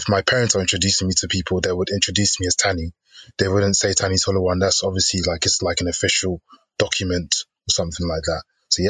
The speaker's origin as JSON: {"language": "English", "country": "Nigeria", "said": "I'm Nigerian, so I'm part of the Yoruba tribe."}